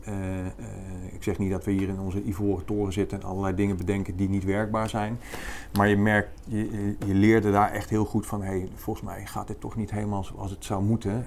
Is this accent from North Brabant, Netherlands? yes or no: yes; North Brabant, Netherlands; ik kom uit Brabant